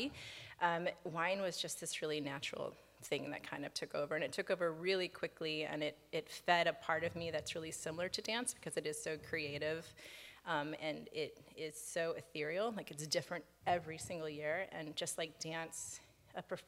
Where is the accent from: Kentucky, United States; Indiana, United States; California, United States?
Indiana, United States; Merrillville; moved away as an adult; also born or lived in Columbus, Ohio / New York / Seattle; I grew up outside of Chicago in Northwest Indiana